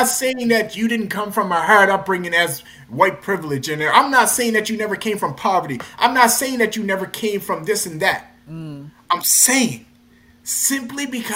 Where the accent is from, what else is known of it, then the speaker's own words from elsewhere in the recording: North Preston, Nova Scotia, Canada; I came from North Preston, a community